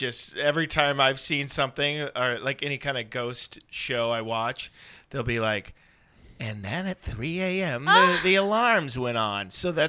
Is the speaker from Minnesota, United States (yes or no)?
yes; Brooklyn Park, Minnesota, United States; moved away; I'm from Brooklyn Park.